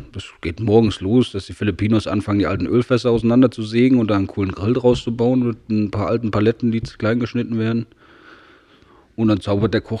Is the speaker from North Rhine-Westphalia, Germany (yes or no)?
no; Saxony, Germany; nee, ja, ich bin ja, in Sachsen geboren, meine Lehre gemacht.